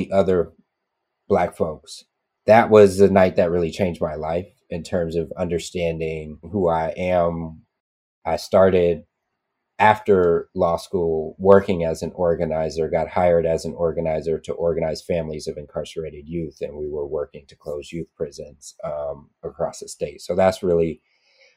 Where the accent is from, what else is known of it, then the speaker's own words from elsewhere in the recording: Oakland, California, United States; I grew up in Oakland